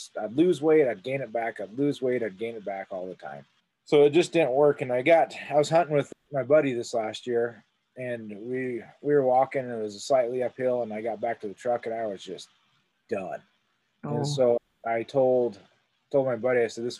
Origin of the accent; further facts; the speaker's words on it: Montana, United States; also born or lived in Utah; I was born and raised here in Montana, grew up here my whole life.